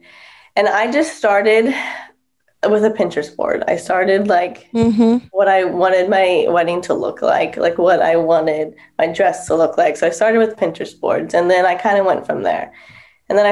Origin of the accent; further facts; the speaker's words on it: California, United States; we were born and raised in California